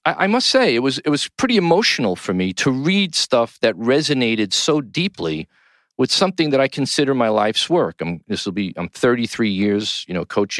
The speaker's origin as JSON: {"language": "English", "town": "New York City", "region": "New York", "country": "United States", "tie": "born or raised there", "said": "From the Gotham Podcast Studio in the heart of downtown New York City, my hometown"}